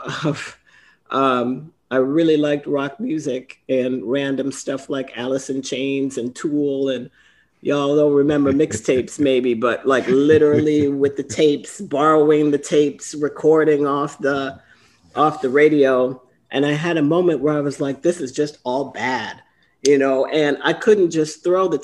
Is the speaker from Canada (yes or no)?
no; Trinidad & Tobago; I grew up in Trinidad